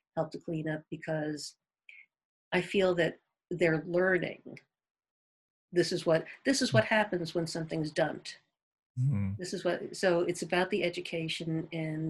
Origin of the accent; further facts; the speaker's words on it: East Coast, United States; moved away as an adult; also born or lived in the South (US); now in Sun Valley, United States; I'm from the East Coast, and I lived down in the South for a while